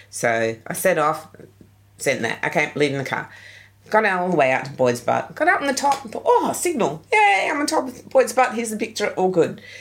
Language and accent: English; England, United Kingdom; I was had swimming lessons at school, but I couldn't swim more than five meters as a kid. Hey, I'm English.